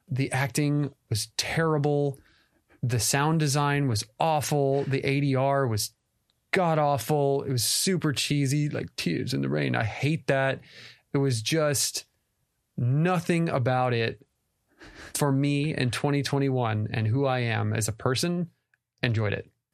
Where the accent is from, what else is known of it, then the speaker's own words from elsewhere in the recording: Texas, United States; moved away as an adult; All our family is in Texas. we're both from Texas